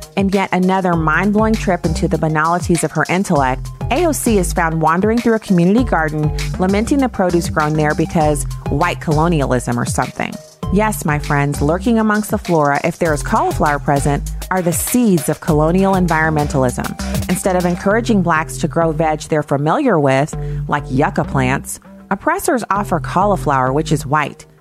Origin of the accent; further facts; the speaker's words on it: United States; I was born in this country, as was my father, my father's father, father's father's father, and the same thing on my mother's side